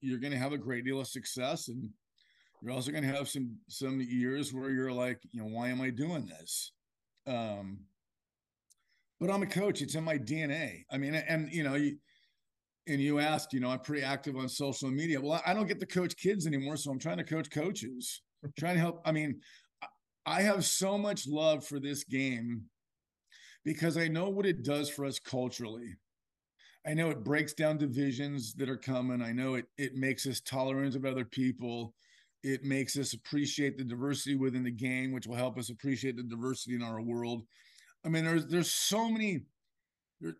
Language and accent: English; South Orange County, Southern California, United States; moved away as an adult; also born or lived in Iowa; now in Gold Beach, United States; I grew up in Southern California, South Orange County